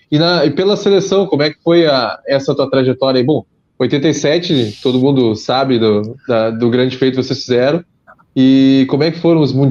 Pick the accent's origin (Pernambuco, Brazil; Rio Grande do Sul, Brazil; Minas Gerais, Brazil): Rio Grande do Sul, Brazil; Pelotas; eu sou de Pelotas, é, Rio Grande do Sul.